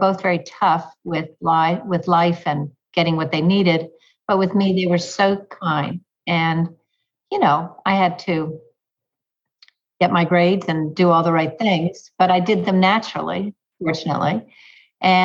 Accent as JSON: {"language": "English", "region": "Texas", "country": "United States", "tie": "born or raised there", "moved": "as an adult", "lives_now": "New York, United States", "said": "I grew up in Texas"}